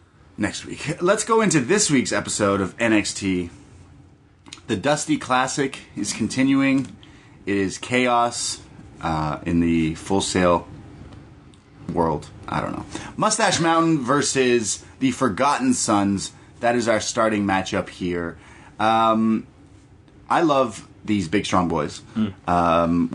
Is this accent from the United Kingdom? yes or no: no; Canada; I'm Canadian